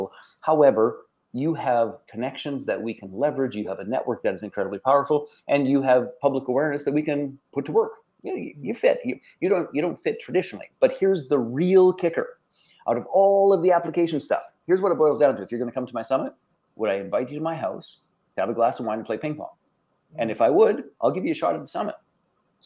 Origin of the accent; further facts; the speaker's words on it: Canada; I'm Canadian